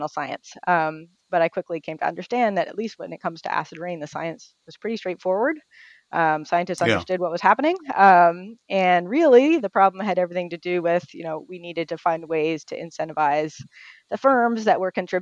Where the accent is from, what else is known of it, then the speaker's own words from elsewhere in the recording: Toronto, Ontario, Canada; moved away as an adult; also born or lived in Ithaca, United States; now in United States; I grew up in Toronto in Canada